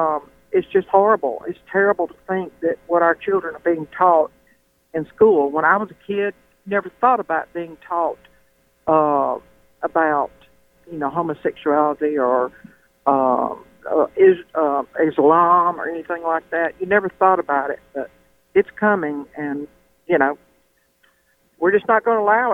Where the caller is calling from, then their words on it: Mississippi, United States; from Mississippi, of course.